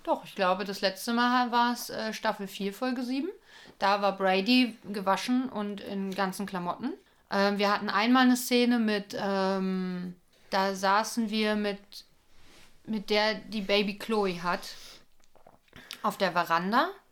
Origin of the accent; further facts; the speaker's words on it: Berlin, Germany; Wir sind ja Berliner